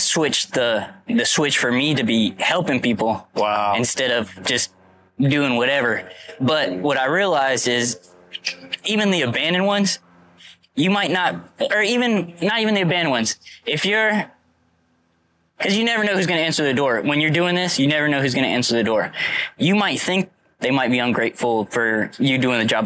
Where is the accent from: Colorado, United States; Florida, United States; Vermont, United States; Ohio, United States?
Florida, United States; I'm from Florida. Been here my whole life